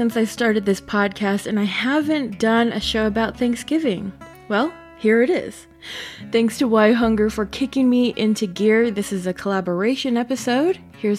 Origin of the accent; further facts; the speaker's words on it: United States; from the Navajo Nation